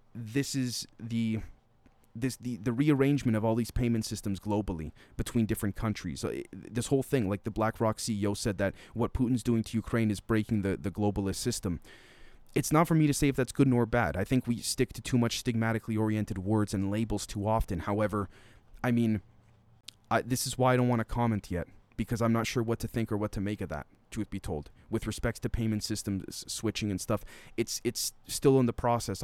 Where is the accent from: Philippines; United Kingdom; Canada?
Canada; as a Canadian